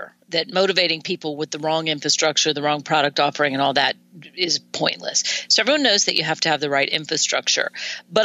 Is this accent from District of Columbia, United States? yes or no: yes; Washington, District of Columbia, United States; I grew up in Washington, D.C., right outside Washington, D.C.